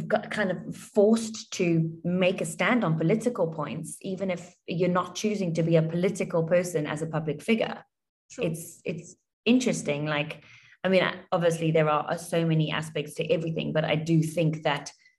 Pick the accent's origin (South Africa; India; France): South Africa; moved away as an adult; now in Dubai, United Arab Emirates; I grew up in South Africa